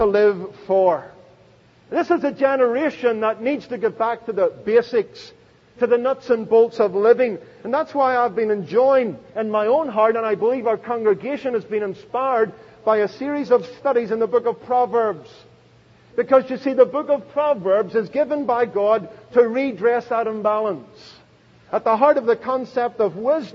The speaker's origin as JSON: {"language": "English", "town": "Belfast", "region": "Northern Ireland", "country": "United Kingdom", "tie": "born or raised there", "moved": "yes", "lives_now": "United States", "said": "I was born in Belfast"}